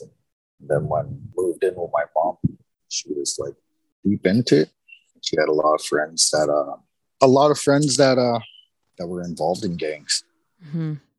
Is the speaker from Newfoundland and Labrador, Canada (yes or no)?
no; Winnipeg, Manitoba, Canada; I was kind of born and raised in Winnipeg